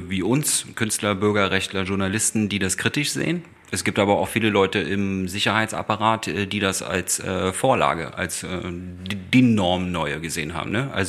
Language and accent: German; East Germany, Germany; bin ja auch äh, Ostdeutscher